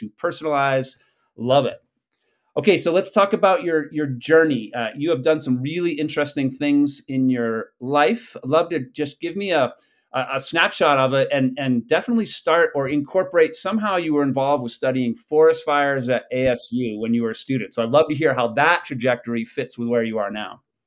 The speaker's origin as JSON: {"language": "English", "region": "New England", "country": "United States", "tie": "born or raised there", "said": "I grew up in New England when chestnuts were still around"}